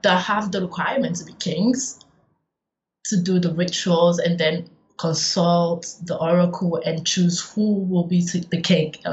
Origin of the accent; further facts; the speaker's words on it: Ibadan, Oyo, Nigeria; moved away as an adult; also born or lived in northern Nigeria; I come from Ibadan